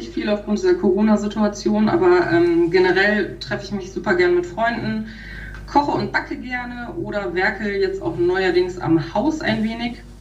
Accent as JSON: {"language": "German", "town": "Peine", "region": "Lower Saxony", "country": "Germany", "tie": "born or raised there", "also_born_or_lived": "Göttingen", "said": "Also geboren wurde ich in Göttingen Aufgewachsen bin ich in Peine, also wir sind so mit circa, als ich zwei war, nach"}